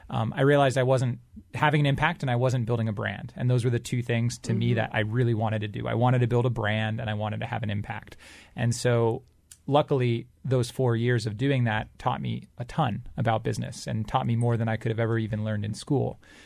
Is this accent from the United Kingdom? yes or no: no; Singapore; moved away as an adult; also born or lived in Michigan; now in United States; But I started it because I grew up in Southeast Asia, in Singapore, and so I moved to the States in 2005 for college. And when I came to the U.S. at first, I went to a school in Michigan